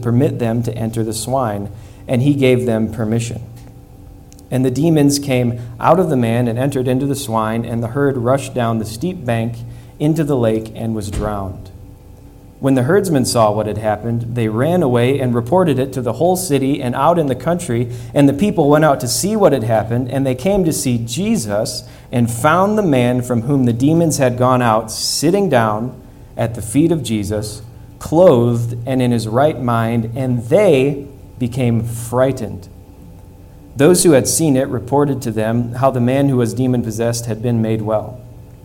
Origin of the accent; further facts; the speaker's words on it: Midwest, United States; moved away; I grew up in the Midwest